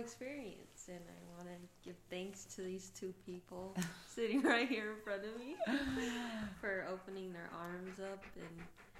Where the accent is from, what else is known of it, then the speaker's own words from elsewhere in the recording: Las Vegas, Nevada, United States; I'm born and raised in Vegas.